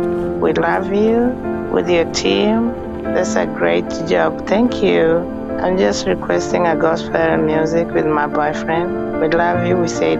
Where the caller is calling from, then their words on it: Texas, United States; I'm calling from United States. in Texas.